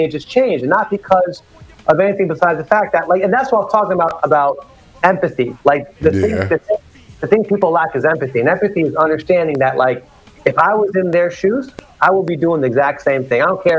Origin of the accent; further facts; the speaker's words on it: Virginia, United States; I grew up in the South. I used to wear a turban in the South, in Virginia